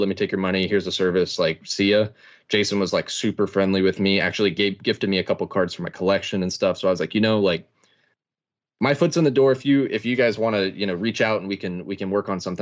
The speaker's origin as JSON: {"language": "English", "region": "East Texas", "country": "United States", "said": "I'm from East Texas"}